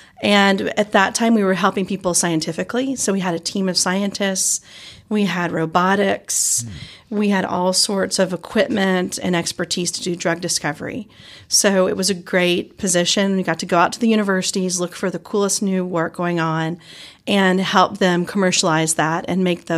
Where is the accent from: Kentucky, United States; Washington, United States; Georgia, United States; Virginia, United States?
Georgia, United States; accent: Southern; also born or lived in Chicago / New Orleans / New York City; now in Eugene, United States; I have a Southern accent. That's true. Yes, I'm originally from Georgia and have moved all over in my life, Chicago, New Orleans, New York City, and then out to Eugene